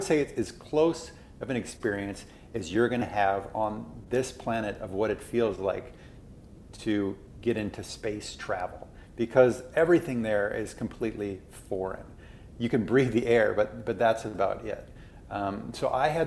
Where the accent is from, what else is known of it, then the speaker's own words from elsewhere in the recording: Minnesota, United States; moved away as an adult; also born or lived in Alaska; I grew up in Minnesota